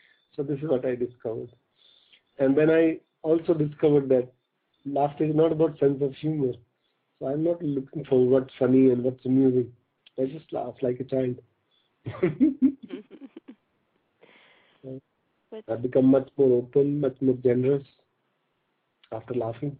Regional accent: North India, India; I was born in a small village in North India, in a farmer family

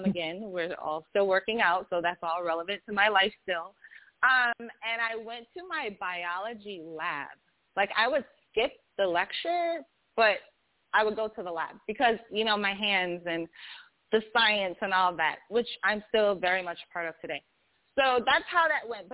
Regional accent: Michigan, United States; moved away as an adult; also born or lived in North Carolina; I'm from Michigan, and I had to go to North Carolina to the school

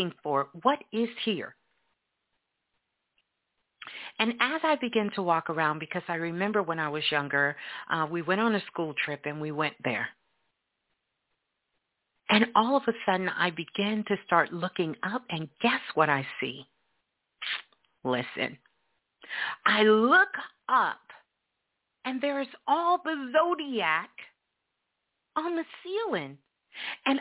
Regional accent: New York City, New York, United States; moved away; I am a Brooklyn girl. I was born in Brooklyn, New York, but I lived all over the world. But Brooklyn is where my home is

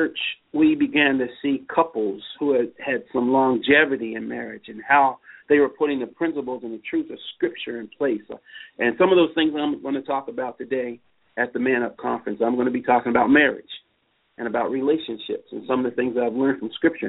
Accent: Baltimore, Maryland, United States; We grew up in West Baltimore.

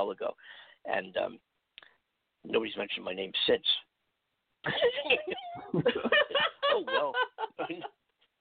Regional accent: Philadelphia, Pennsylvania, United States; now in California, United States; The Philadelphia Inquirer, my hometown

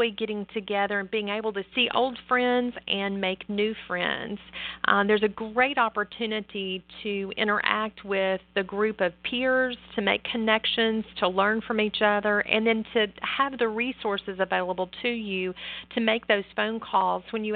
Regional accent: Nashville, Tennessee, United States; it's in my hometown

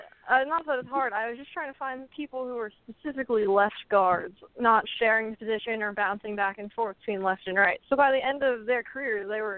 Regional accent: New Jersey, United States; I'm from New Jersey, so the ocean is always cold here.

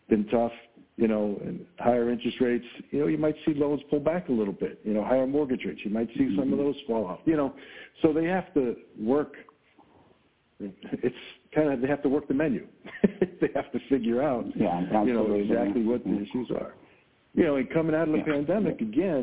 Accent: Long Island, New York, United States; now in Buffalo, United States; I grew up in Long Island

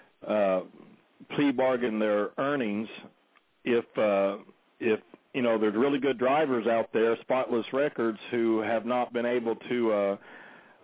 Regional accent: Oklahoma, United States; moved away; my home state of Oklahoma

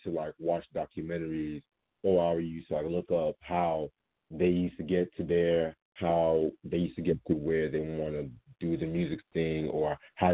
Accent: Raleigh, North Carolina, United States; Hailing from Raleigh, North Carolina. Shout out to the 919 in the building. My family is from Sierra Leone, Africa. Born and raised in Raleigh

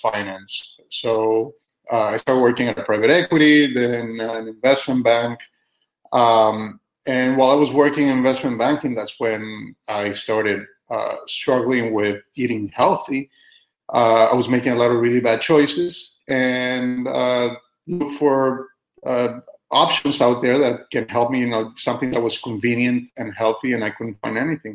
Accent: Costa Rica; moved away as an adult; also born or lived in Austin, Texas; now in United States; I'm originally from Costa Rica. I was born and raised there.

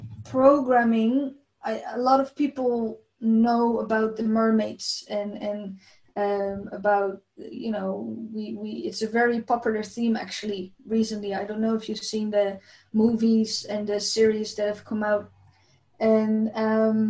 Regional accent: Netherlands; I came from the Netherlands, and the Netherlands is a country, a big part of the Netherlands is actually under the sea level

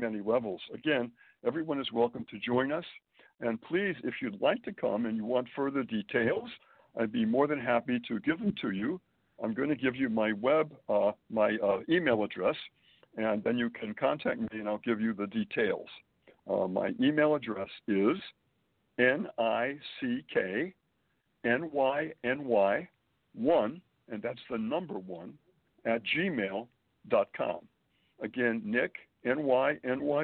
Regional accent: Springfield, Massachusetts, United States; born or raised there; moved away as an adult; also born or lived in Boston, Massachusetts; now in Manhattan, United States

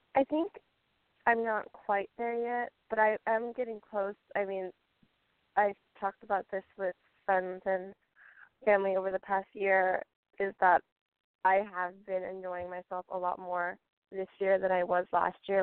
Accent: California, United States; also born or lived in Colorado; there are so many great schools in California that are within 25, 30 minutes of where I'm from

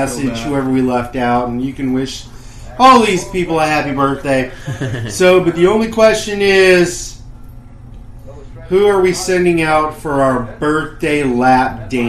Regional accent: the South, United States; I know we're from the South

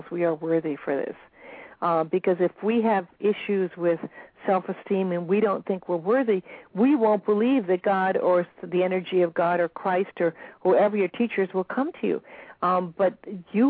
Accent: Beverly Hills, California, United States; also born or lived in Bel Air; now in Maui, United States; I was raised in Beverly Hills and Bel Air, and I've been blessed now to live on Maui

